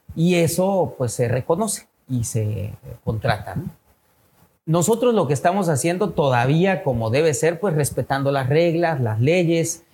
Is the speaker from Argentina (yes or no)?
no; Mexico; México, nuestro país tan querido